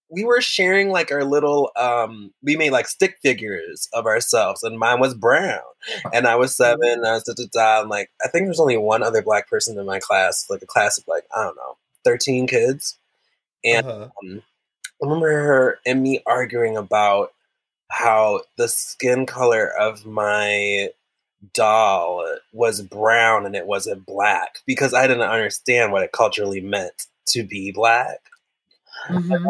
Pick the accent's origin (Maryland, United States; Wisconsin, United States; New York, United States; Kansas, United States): Wisconsin, United States; But going back mm. to that growing up in Wisconsin, mm-hmm. growing up in Wisconsin